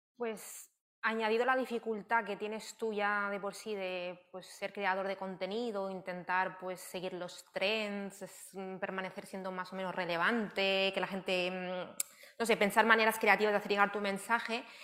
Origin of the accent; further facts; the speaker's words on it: Barcelona, Catalonia, Spain; Yo soy de Barcelona, eh, nací en Barcelona